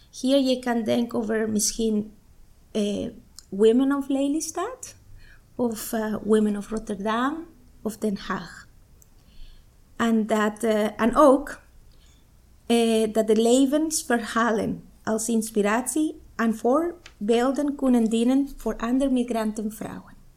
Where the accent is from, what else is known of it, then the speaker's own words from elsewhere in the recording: Guatemala; Dutch is a second language; moved away as an adult; now in Almere, Netherlands; Ik kom uit Guatemala. En eh, ik woon in Almere 15 jaar. En ik ben er blij in deze stad. En ik ben een moeder en een vrouw.